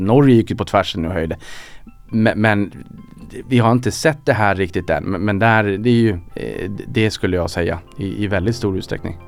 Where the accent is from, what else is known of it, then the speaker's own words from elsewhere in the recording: Norrland, Sweden; accent: Norrländska; min norrländska ja. kanske lyser igenom